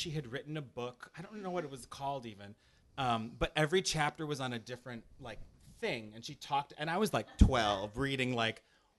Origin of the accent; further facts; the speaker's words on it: Chicago, Illinois, United States; even though I was from Chicago.